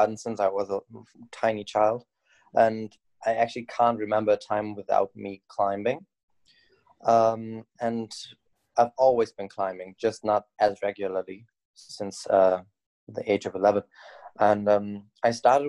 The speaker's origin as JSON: {"language": "English", "town": "Bergisch Gladbach", "region": "North Rhine-Westphalia", "country": "Germany", "tie": "born or raised there", "lives_now": "Cologne, Germany", "said": "I grew up in Bergstadtbach"}